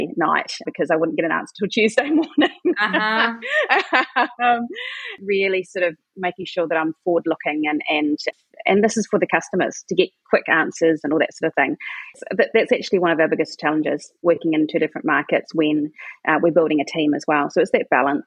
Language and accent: English; New Zealand; also born or lived in Sweden; And then I moved it down to New Zealand, where I'm from. I'm a Kiwi